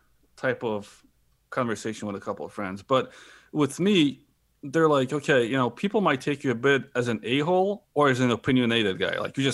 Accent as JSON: {"language": "English", "town": "Chicago", "region": "Illinois", "country": "United States", "tie": "born or raised there", "also_born_or_lived": "Brooklyn", "said": "because, you know, growing up around Chicago and in Brooklyn, like, you know, it's just a different feel, different vibe, right?"}